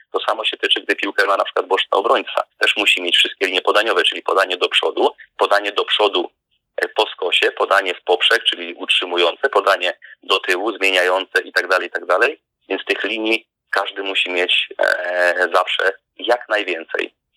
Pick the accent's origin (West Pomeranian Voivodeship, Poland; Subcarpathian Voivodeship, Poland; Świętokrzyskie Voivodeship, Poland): West Pomeranian Voivodeship, Poland; also born or lived in Szczecinek; Pochodzę z małej miejscowości na północy kraju. To było dawne województwo koszalińskie, obecnie teraz zachodniopomorskie